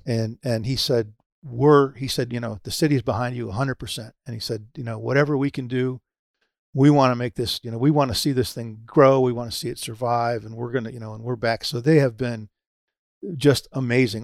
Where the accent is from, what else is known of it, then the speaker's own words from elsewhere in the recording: Pompano Beach, Florida, United States; it's my hometown, uh, Pompano